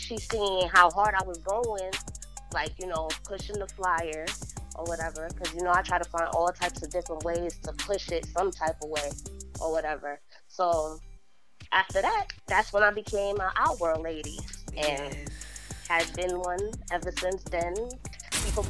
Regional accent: New Brunswick, New Jersey, United States; I'm from New Brunswick, New Jersey

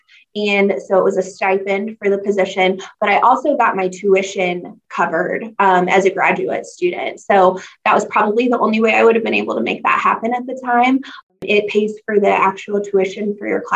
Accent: Grandview, Missouri, United States; I'm from originally from Grandview, Missouri, South Kansas City

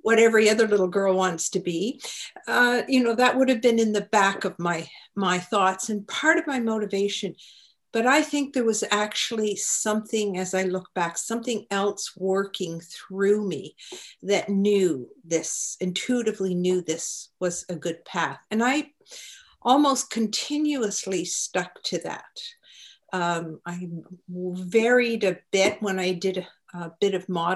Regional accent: Halifax, Nova Scotia, Canada; I'm an East Coaster. I was born in Halifax

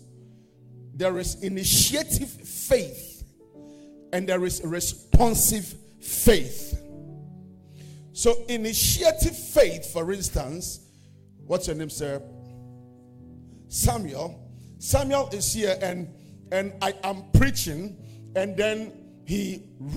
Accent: Accra, Greater Accra, Ghana; also born or lived in Kotobabi, Ghana; I was born in Ghana at a place called Kotobebi. I don't know where, if you know where that is. And I was raised at a place called Alajo.

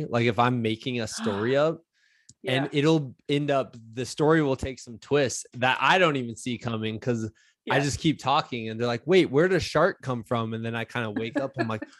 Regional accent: Midwest, United States; as a Midwesterner

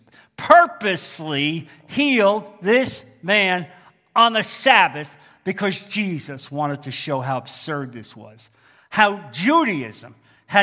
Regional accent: New York metropolitan area, United States; moved away; growing up in the New York metropolitan area

